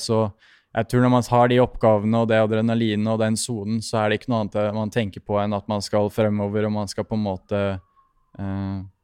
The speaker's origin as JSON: {"language": "Norwegian", "country": "Norway", "said": "hjemme i Norge"}